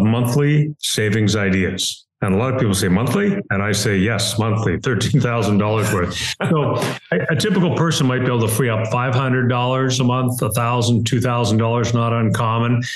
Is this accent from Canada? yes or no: yes; Canada; now in Cleveland, United States; I'm in Cleveland, Ohio. Uh, I'm a Canadian citizen and a U.S. permanent resident